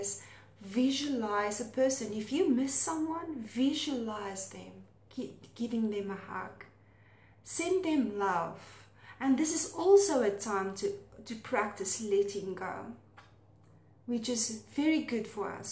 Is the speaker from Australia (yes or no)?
no; South Africa; accent: Afrikaans; my Afrikaans accent